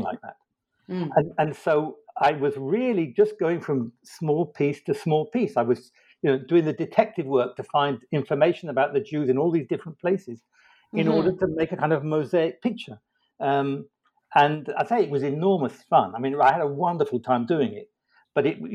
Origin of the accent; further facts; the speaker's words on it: London, United Kingdom; moved away as an adult; also born or lived in Oxford / Israel; now in United States; I was born in London and educated there.